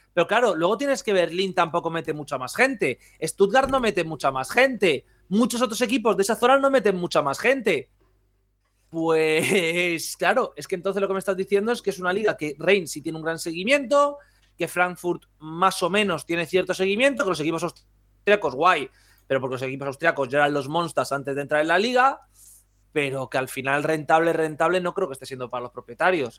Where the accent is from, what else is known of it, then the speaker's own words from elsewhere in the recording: Madrid, Community of Madrid, Spain; aquí hablo como madrileño